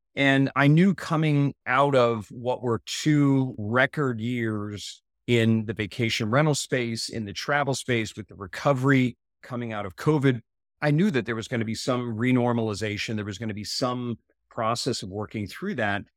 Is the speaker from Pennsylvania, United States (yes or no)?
no; Maryland, United States; moved away as an adult; Maryland East Coast was great, great place to grow up.